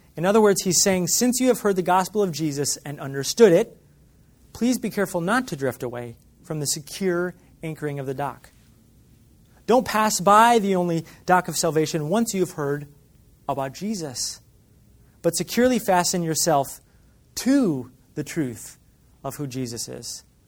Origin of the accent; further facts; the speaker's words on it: Michigan, United States; When I grew up in Michigan